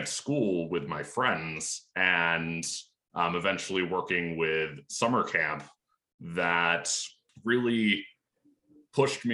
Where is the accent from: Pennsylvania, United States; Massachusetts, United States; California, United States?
Pennsylvania, United States; Lancaster County; I grew up in Lancaster County, Pennsylvania, which is very rural